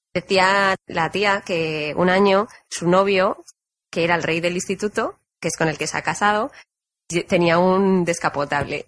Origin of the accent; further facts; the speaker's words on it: Spain; moved away; soy de España